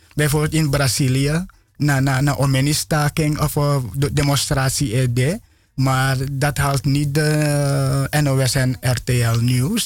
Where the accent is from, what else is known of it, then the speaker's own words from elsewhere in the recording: Suriname; ik geboren in Sranang